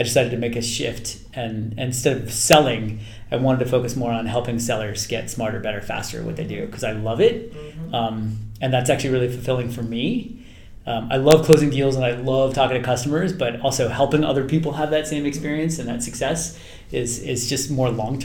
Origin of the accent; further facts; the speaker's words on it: Palo Alto, California, United States; also born or lived in Chicago; growing up in Palo Alto